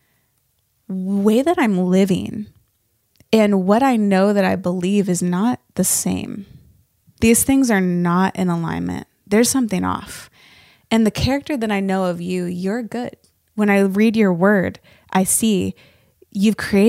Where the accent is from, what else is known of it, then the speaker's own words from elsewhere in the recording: Northern Nevada, United States; now in Nashville, United States; I grew up in Northern Nevada